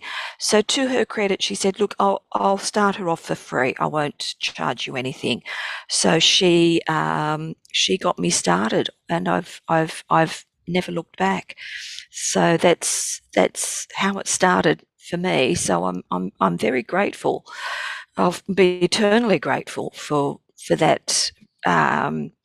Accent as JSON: {"language": "English", "town": "Sydney", "region": "New South Wales", "country": "Australia", "tie": "born or raised there", "said": "growing up in Marrickville was an education in itself."}